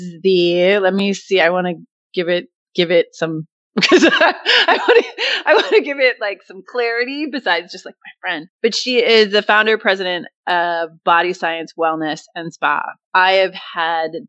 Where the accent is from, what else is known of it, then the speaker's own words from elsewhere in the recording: Beverly, Massachusetts, United States; moved away; my hometown, shout out to Beverly, Massachusetts